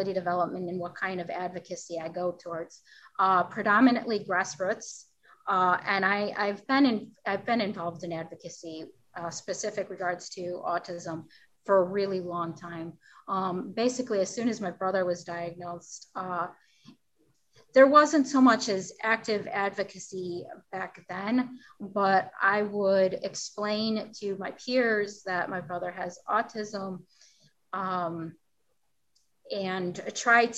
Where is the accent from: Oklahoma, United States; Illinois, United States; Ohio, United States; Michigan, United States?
Illinois, United States; Lisle; my hometown is Lisle